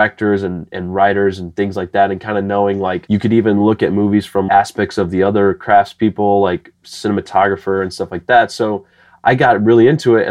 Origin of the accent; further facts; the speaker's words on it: Bettendorf, Iowa, United States; also born or lived in Chicago / Los Angeles; now in St. Louis, United States; I grew up in Bettendorf, Iowa. It's a part of the Quad Cities.